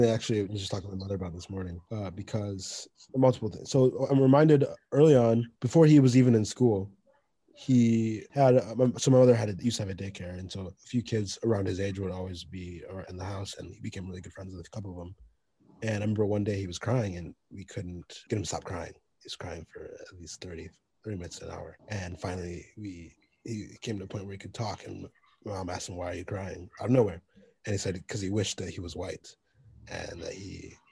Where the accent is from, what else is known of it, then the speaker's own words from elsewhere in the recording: Midland, United States; really important point for us at the time growing up in Midland, and I, I think it's different now.